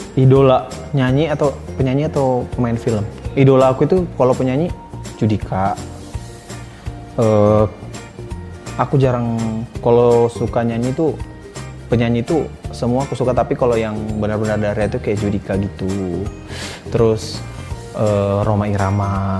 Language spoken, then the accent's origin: Indonesian; Sibolga, North Sumatra, Indonesia; now in Jakarta, Indonesia; kampung aku di Sibolga